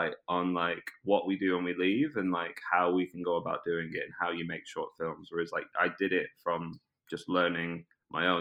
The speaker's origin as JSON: {"language": "English", "town": "Preston", "region": "North West England", "country": "United Kingdom", "tie": "born or raised there", "also_born_or_lived": "Brazil", "accent": "British", "moved": "as an adult", "lives_now": "London, United Kingdom", "said": "my hometown in Preston near Manchester"}